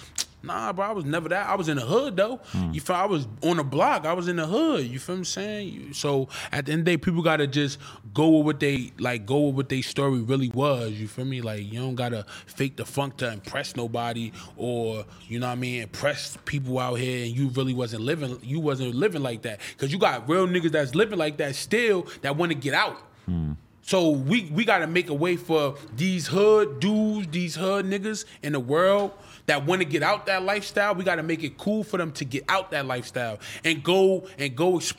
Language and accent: English; Calabasas, California, United States; I don't be in the streets, bro. I'm from Calabasas.